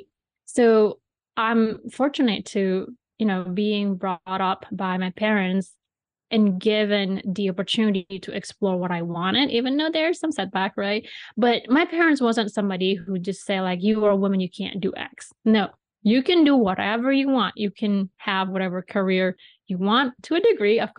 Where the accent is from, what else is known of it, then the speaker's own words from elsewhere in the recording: Bali, Indonesia; moved away; when I was growing up in Bali